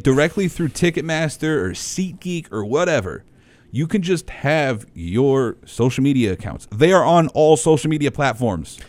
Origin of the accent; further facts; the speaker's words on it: New York, United States; I'm from New York